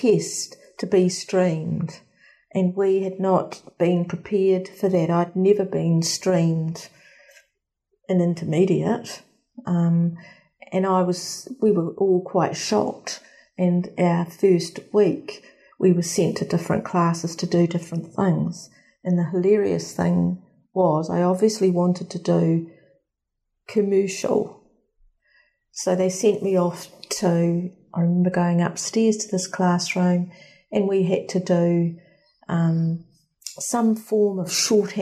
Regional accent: Lower Hutt, Wellington, New Zealand; I grew up in Nainai

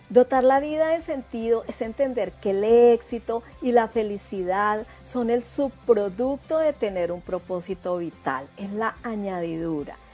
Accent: Bogotá, Colombia; moved away as an adult; now in New Zealand; Yo soy de Bogotá, Colombia, y me vine para Nueva Zelanda hace tres años y medio

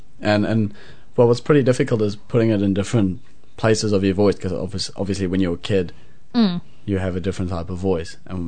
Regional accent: South Africa; accent: South African; also born or lived in Auckland, New Zealand; now in Hamilton, New Zealand; Because of my South African accent, it's been a bit harder than having a New Zealand accent because I also speak Afrikaans.

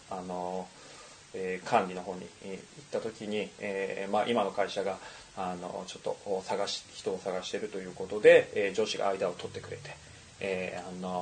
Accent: Akita, Japan; 僕は秋田県出身ということで、まあ、雪国から来てるわけなんですけれども

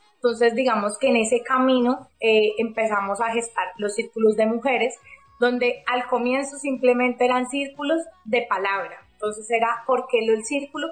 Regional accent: Cali, Valle del Cauca, Colombia; yo soy de Cali, Colombia, estoy acá en Cali, Colombia

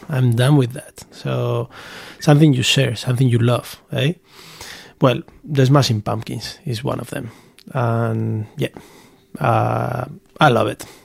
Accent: Basque Country, Spain; born or raised there; moved away

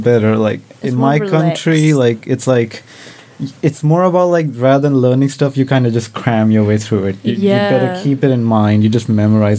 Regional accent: northern India, India; now in Nelson, New Zealand; So I'm from India, and I'm like from the northern part

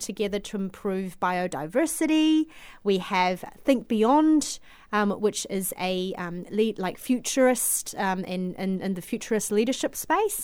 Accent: Auckland, New Zealand; moved away as an adult; also born or lived in Guangzhou, China; now in Christchurch, New Zealand; migrated to New Zealand when I was seven in 1997.

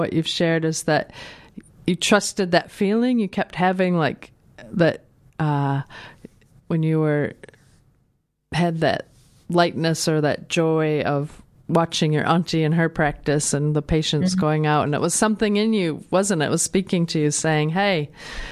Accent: Minnesota, United States; moved away as an adult; also born or lived in New Zealand; now in Dunedin, New Zealand; I come from Minnesota, which is, I grew up in a very sort of white middle class area

